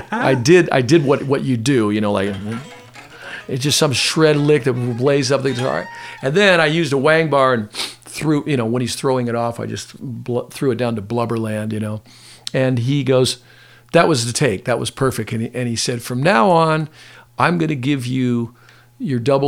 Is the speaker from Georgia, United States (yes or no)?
no; Pasadena, California, United States; I grew up in Pasadena, you know, in Pasadena, California